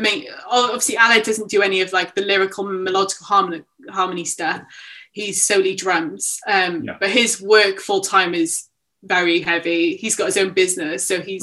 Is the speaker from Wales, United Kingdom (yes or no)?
yes; Barry, Wales, United Kingdom; moved away as an adult; now in Cardiff, United Kingdom; I'm from Barry